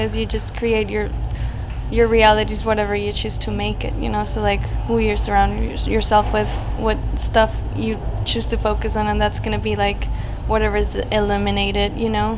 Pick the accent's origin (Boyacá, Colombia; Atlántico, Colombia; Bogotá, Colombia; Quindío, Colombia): Bogotá, Colombia; moved away as an adult; now in Los Angeles, United States; I grew up in the countryside